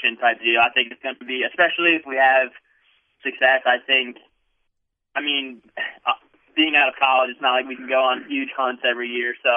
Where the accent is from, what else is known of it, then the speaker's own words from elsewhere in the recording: Ontario, Ohio, United States; I just started saying Mansfield, Ohio, because that's basically right where Ontario is